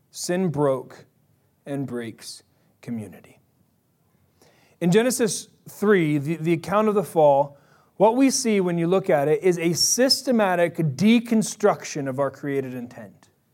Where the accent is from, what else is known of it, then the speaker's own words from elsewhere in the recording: Bay Area, California, United States; I'm from the Bay Area.